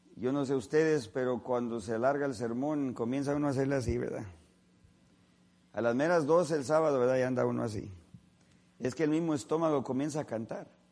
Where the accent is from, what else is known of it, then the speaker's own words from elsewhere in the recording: California, United States; nosotros somos de California